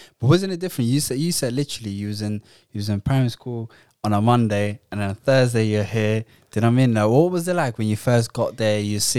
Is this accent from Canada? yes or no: no; Netherlands; now in England; Although I was from Holland at that point, do you know what I mean? We were using chalk still at that point.